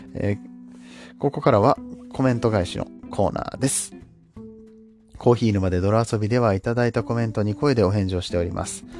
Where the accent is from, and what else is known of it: Japan